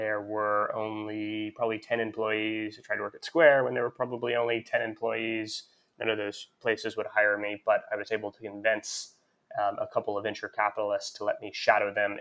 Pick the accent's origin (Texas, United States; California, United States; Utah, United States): Texas, United States; Houston; I grew up in Houston, Texas, and started selling things on eBay